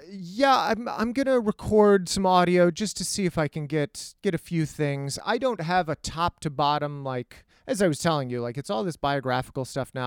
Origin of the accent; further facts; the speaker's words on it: El Paso, Texas, United States; I, I grew up in El Paso, Texas, which is a desert